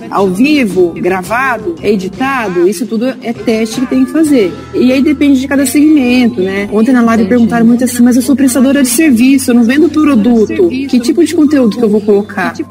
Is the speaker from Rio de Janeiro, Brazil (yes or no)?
no; Ribeirão Preto, São Paulo, Brazil; E assim, nós somos de Ribeirão Preto, nós não conhecemos ninguém, é, nada em Bauru, loja.